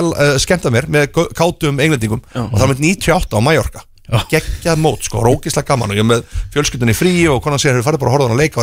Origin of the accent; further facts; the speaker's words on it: Iceland; Og ég segi nei, við erum Íslandingar